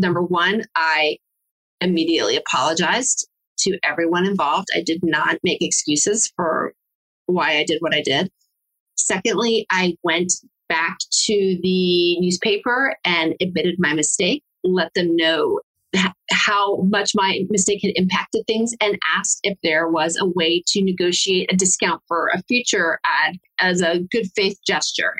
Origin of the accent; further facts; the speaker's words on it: Uruguay; moved away; also born or lived in Mexico; I'm from Latin America. I'm from Uruguay